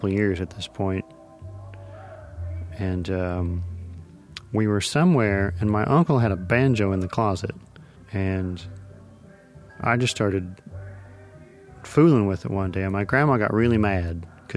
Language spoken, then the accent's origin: English; Arkansas City, Kansas, United States; moved away as an adult; now in North Carolina, United States; I'm from Arkansas City, Kansas, which is 10 miles south of Winfield